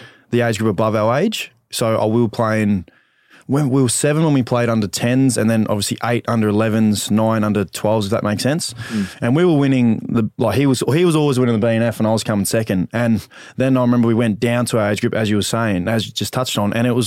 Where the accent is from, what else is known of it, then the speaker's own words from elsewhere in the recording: Dandenong, Victoria, Australia; I grew up in Dandenong, played my local footy for Noble Park